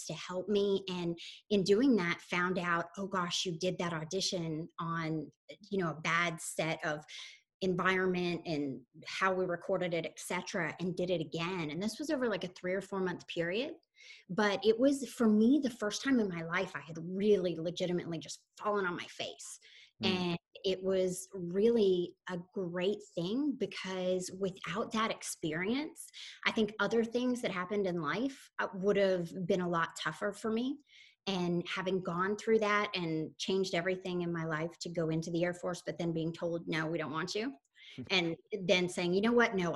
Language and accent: English; Soddy-Daisy, Tennessee, United States; moved away as an adult; also born or lived in Texas / Florida; now in Palm Beach, United States; I'm originally from a tiny town no one has heard of called Soddy Daisy, Tennessee